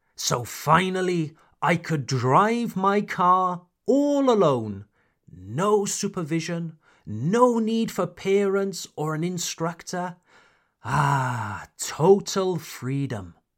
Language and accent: English; United Kingdom; now in France; I am a British expatriate living in France